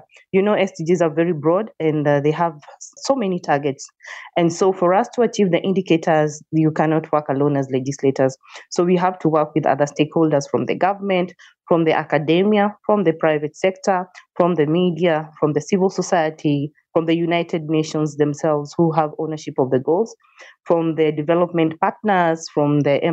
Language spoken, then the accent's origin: English; Kenya; I am a Kenyan, born and raised in Kenya